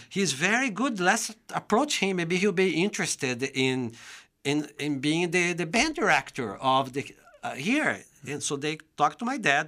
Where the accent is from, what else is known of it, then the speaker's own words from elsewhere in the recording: São Paulo, Brazil; English is a second language; moved away as an adult; now in United States; I'm from the state of São Paulo